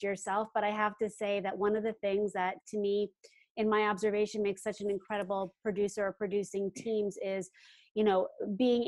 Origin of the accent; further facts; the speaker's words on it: New York, United States; moved away as an adult; now in Los Angeles, United States; I'm a New Yorker too, a Broadway actor, and I came out here to pursue film and television work